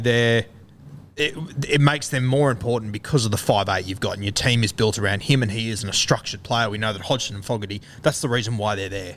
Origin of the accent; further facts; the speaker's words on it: Queensland, Australia; as a Queenslander